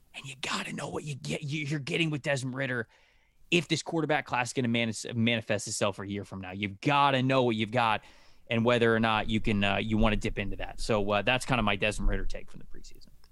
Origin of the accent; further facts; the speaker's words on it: Florida, United States; I'm from Florida